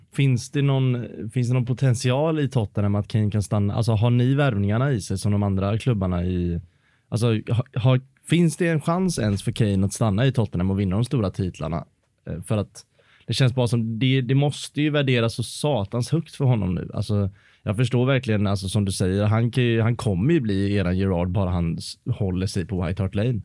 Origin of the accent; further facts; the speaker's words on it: Varberg, Halland County, Sweden; now in Gothenburg, Sweden; hemma i Varberg